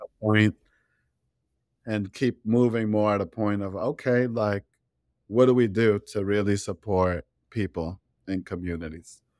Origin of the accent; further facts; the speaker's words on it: New York City, New York, United States; I was raised in Brownsville, the border of, like, Brownsville, Crown Heights, Brooklyn